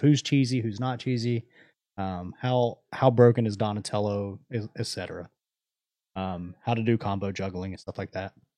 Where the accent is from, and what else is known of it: United States